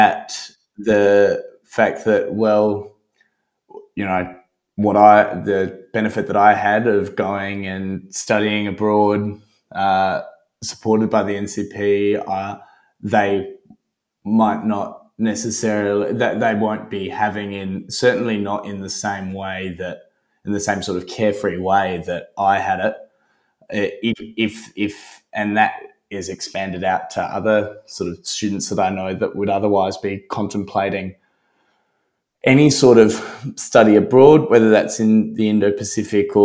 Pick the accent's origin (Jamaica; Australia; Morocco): Australia; I, as an Australian